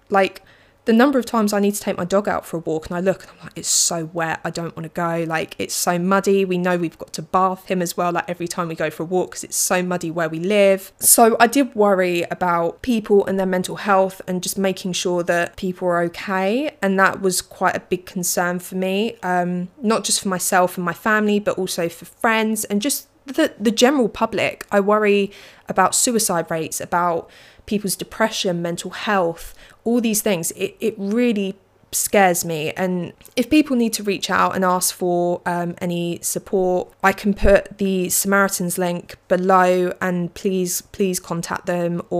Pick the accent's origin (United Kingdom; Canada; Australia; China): United Kingdom; England; I am an English person, so I just read books.